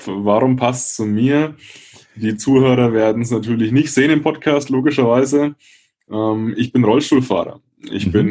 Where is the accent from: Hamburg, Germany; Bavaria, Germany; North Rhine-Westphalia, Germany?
Bavaria, Germany; Würzburg; Franken, aus Würzburg, um genau zu sein.